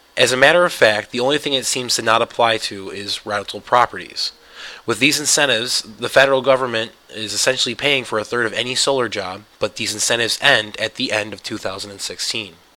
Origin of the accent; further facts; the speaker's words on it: New York, United States; My home state, New York